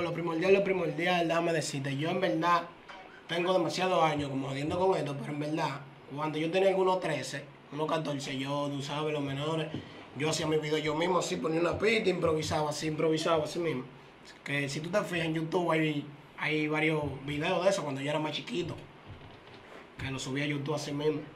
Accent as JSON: {"language": "Spanish", "area": "Villa Faro", "region": "Distrito Nacional", "country": "Dominican Republic", "also_born_or_lived": "Herrera", "said": "yo soy de Villafaro, pero como quien dice Herrera, viene siendo mi otro bloque"}